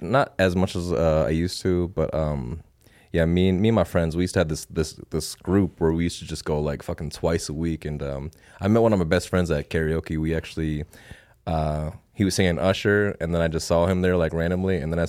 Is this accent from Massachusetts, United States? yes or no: no; Saint Paul, Minnesota, United States; now in Las Vegas, United States; No, I was born and raised in the Twin Cities, St. Paul, Minneapolis. So I came out here about 10 years ago.